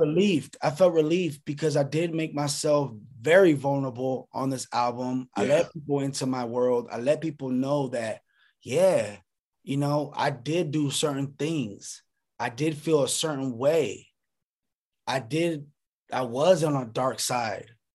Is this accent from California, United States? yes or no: yes; Lancaster, California, United States; also born or lived in Sacramento, California; Sacramento made me, but Lancaster, the AV raised me.